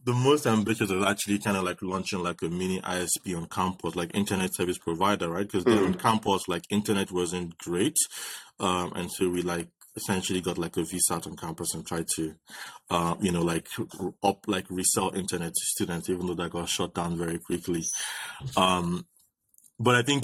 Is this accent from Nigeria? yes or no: yes; Ibadan, Oyo, Nigeria; I grew up in Nigeria, in Ibadan